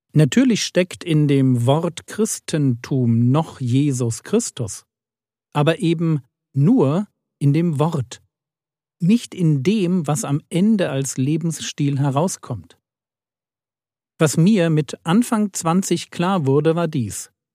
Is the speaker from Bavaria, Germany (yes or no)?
yes; a village in Bavaria, Germany; Ich bin in einem Dorf in Bayern groß geworden